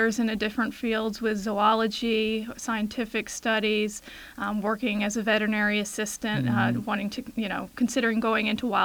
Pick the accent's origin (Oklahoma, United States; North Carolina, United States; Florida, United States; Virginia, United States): Virginia, United States; Chantilly; I grew up here in Chantilly and lived here for 20-something years prior to moving on for my graduate degree.